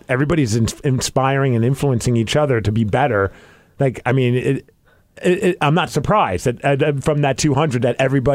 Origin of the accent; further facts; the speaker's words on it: New York, United States; moved away as an adult; now in Seattle, United States; I grew up in New York